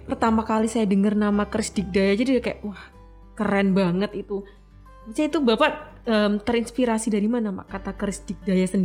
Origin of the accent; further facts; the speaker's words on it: Java, Indonesia; saya jadi malu nih padahal saya orang Jawa